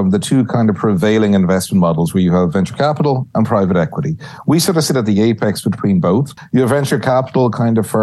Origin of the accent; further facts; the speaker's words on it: Ireland; moved away as an adult; also born or lived in New York; now in San Antonio, United States; I see myself as part of the new, emerging Irish Texan scene